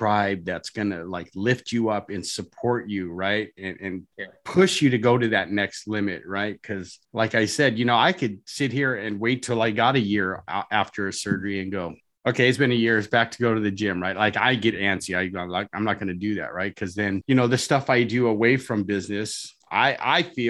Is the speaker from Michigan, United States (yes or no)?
no; Orange County, California, United States; I'm from Orange County, California